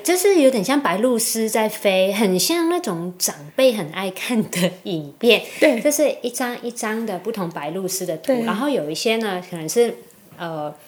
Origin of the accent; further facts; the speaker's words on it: Macau; now in Taiwan; 我爸妈是在澳门嘛，我嗯。在澳门出生，家人全部都在澳门，只有我来台湾